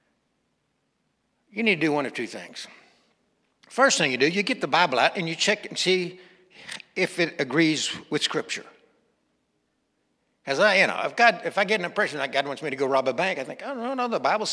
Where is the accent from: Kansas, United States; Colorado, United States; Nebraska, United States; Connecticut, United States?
Kansas, United States; Western; growing up in Western Kansas.